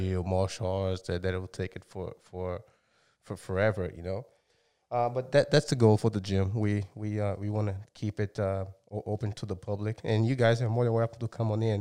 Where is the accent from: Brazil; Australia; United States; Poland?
Brazil; moved away; I'm from Brazil. And, um, yeah, I've been here for a long time